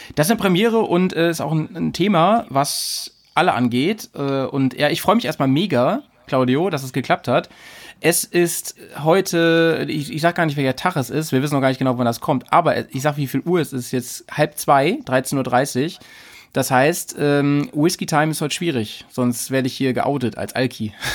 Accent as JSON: {"language": "German", "area": "near Hanover", "region": "Lower Saxony", "country": "Germany", "said": "ich komme aus der Nähe von Hannover"}